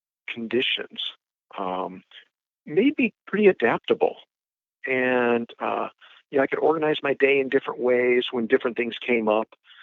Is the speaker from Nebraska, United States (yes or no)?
yes; Omaha, Nebraska, United States; also born or lived in Chicago, Illinois; I'm from Nebraska, Omaha, Nebraska